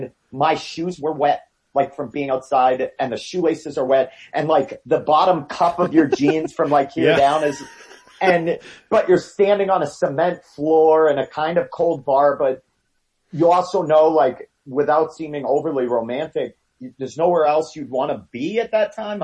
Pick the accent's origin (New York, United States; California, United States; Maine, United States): Maine, United States; now in Denver, United States; Growing up in Maine, like I grew up in a really, really little rural area